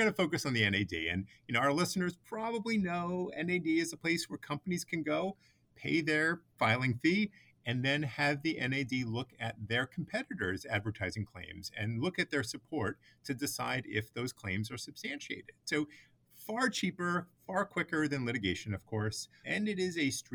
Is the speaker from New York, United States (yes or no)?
yes; New York City, New York, United States; growing up in Brooklyn